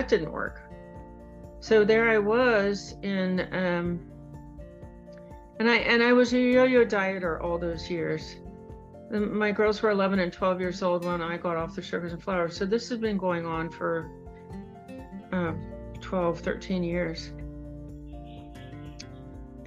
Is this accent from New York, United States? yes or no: no; Cincinnati, Ohio, United States; moved away; my hometown of Cincinnati